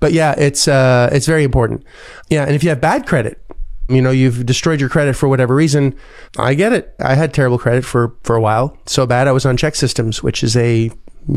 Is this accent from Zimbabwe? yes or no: no; Canada; moved away; as a Canadian person